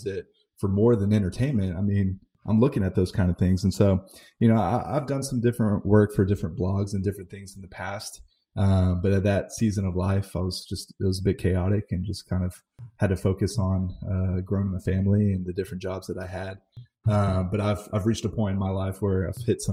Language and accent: English; Dallas, Texas, United States; now in Houston, United States; growing up in the Dallas area